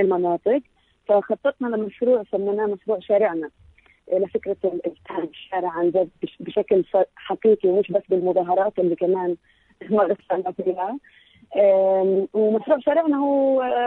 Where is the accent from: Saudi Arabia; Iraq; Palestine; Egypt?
Palestine